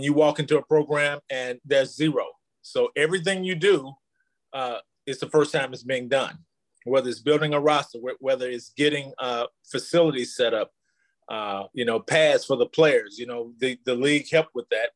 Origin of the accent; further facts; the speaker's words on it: Knoxville, Tennessee, United States; I grew up in Knoxville